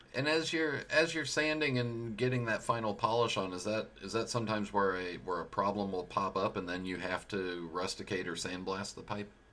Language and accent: English; United States; I am American